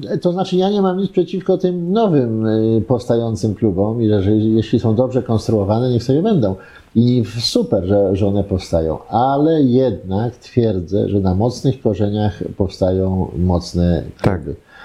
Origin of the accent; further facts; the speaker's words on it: Poland; jestem stąd